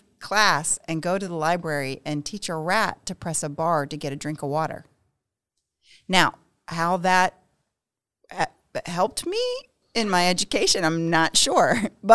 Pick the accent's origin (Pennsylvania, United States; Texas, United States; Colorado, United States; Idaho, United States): Pennsylvania, United States; I am from Pennsylvania